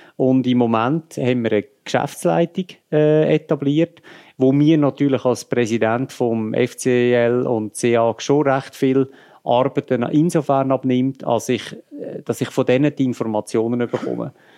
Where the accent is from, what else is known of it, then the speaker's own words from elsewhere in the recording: Lucerne, Switzerland; ich bin Luzerner